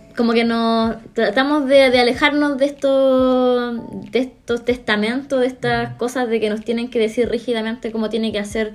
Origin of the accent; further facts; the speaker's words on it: Coquimbo, Chile; Yo crecí en una población en Coquimbo que estaba llena de, graffiti